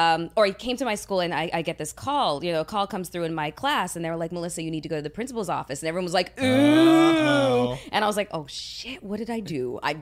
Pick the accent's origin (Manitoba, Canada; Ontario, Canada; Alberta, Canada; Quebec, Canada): Ontario, Canada; Toronto; I was born and raised in Toronto